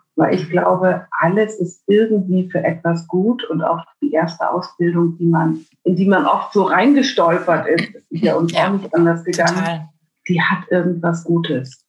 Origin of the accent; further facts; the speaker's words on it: Bremen, Germany; Herkommen tue ich aus Bremen